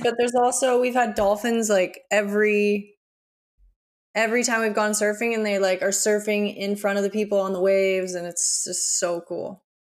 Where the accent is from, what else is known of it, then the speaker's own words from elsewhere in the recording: Aspen, Colorado, United States; moved away as an adult; now in Byron Bay, Australia; to have grown up in Aspen.